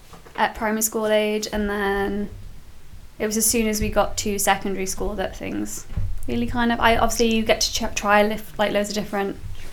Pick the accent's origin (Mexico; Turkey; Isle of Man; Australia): Isle of Man; Ramsey; born or raised there